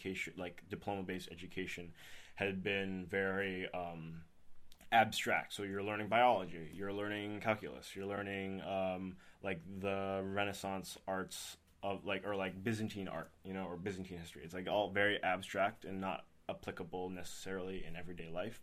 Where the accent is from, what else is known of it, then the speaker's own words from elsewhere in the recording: Lee, New Hampshire, United States; moved away as an adult; also born or lived in Boston, Massachusetts; now in Tampa, United States; I grew up in Lee, New Hampshire, and then I went to high school there at Oyster River